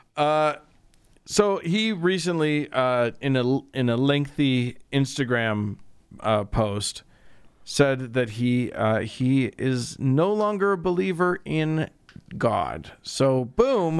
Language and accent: English; United States